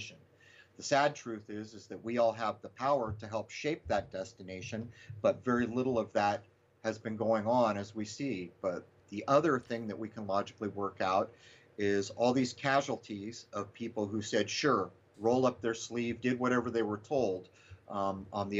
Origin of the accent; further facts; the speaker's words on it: United States; when I was young in this country